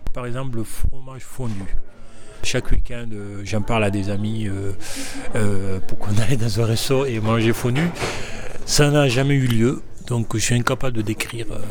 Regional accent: Senegal; also born or lived in Paris, France; now in Geneva, Switzerland; au Sénégal, là où j'ai grandi

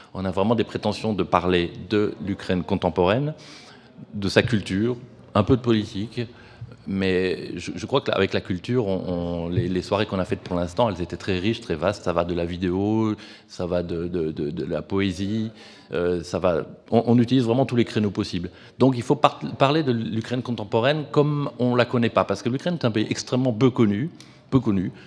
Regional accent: France; now in Lausanne, Switzerland; je suis français

